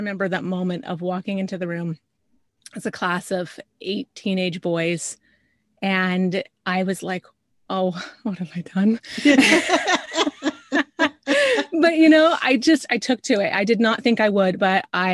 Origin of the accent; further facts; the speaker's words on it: north of Spokane, Northeast Washington, United States; I grew up in a very small town in Northeast Washington, north of Spokane, so kind of closer up to the Canadian border there